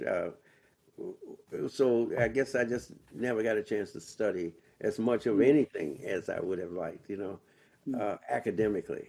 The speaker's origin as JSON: {"language": "English", "town": "Washington", "region": "District of Columbia", "country": "United States", "said": "I'm from Washington, D.C."}